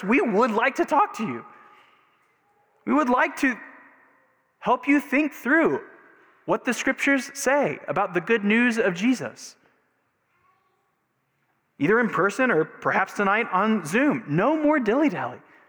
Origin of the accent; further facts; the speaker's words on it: Texas, United States; growing up in Texas in the 80s or the 90s, like all good Texans have had a moment of baptism